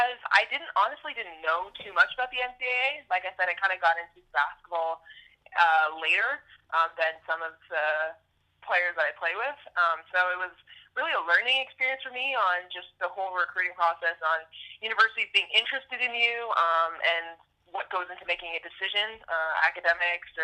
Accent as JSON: {"language": "English", "country": "Canada", "moved": "as an adult", "said": "Being a Canadian and being the only Canadian player to play there"}